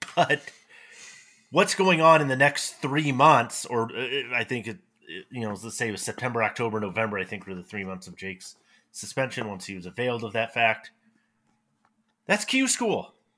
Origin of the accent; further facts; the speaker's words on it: Fort Collins, Colorado, United States; my hometown here in Fort Collins, Colorado